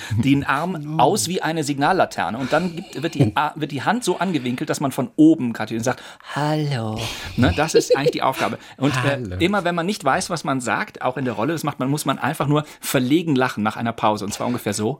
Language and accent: German; Rhineland, Germany; also born or lived in Cologne / Berlin; das Rheinland ist und bleibt meine Heimat.